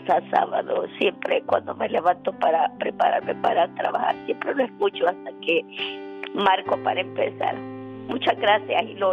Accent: Nayarit, Mexico; born there; En el estado de Nayarit.

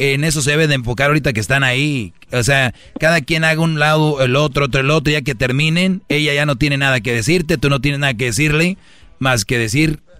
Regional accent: Michoacán, Mexico

